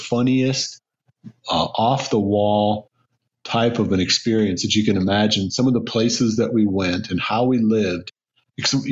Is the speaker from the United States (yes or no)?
yes; Iowa, United States; moved away as an adult; also born or lived in Michigan; I grew up in Iowa, and then after graduating with an engineering degree, you know, I worked in Michigan for 4 years.